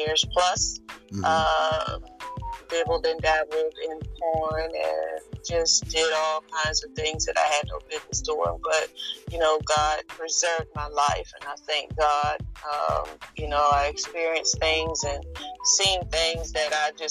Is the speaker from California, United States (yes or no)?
no; Philadelphia, Pennsylvania, United States; moved away as an adult; now in North Carolina, United States; I was born and raised in Philadelphia, Pennsylvania. During my 17 years there